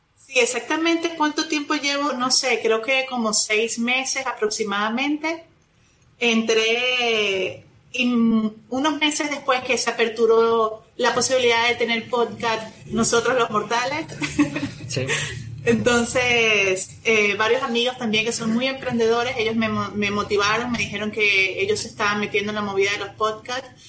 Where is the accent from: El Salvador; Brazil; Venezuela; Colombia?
Venezuela; moved away as an adult; now in Monterrey, Mexico; soy venezolana, tengo aquí en Monterrey, México, más de 13 años ya